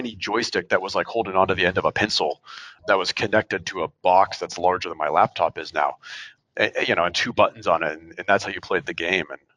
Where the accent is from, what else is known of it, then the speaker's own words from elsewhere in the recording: Oregon, United States; now that I'm much closer to Portland than where I grew up in Oregon